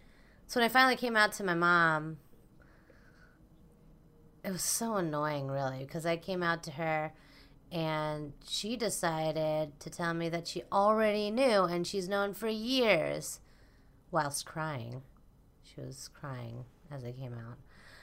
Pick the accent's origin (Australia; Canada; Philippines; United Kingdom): Philippines; now in United States; So we're doing something about us being Filipino.